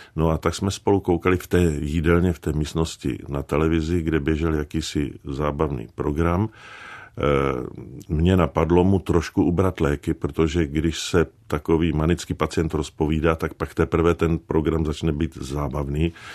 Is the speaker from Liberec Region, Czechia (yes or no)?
yes; Liberec, Liberec Region, Czechia; also born or lived in Jevany; to dětství bylo to hrané v Jevanech